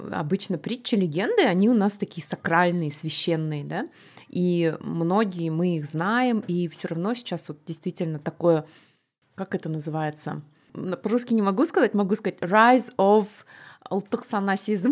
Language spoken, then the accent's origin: Russian; Kazakhstan